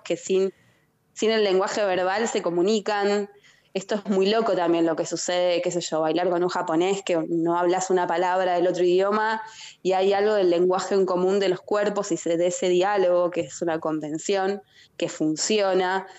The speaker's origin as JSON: {"language": "Spanish", "town": "San Miguel", "region": "Buenos Aires Province", "country": "Argentina", "said": "yo soy de San Miguel, de provincia de Buenos Aires"}